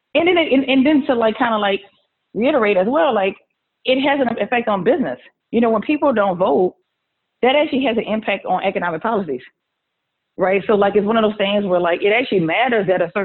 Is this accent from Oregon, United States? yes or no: no; New Orleans, Louisiana, United States; accent: Southern; moved away as an adult; also born or lived in Clemson, South Carolina; now in Washington, D.C. area, United States; I'm a Southerner. That's where the accent comes from. I'm from New Orleans.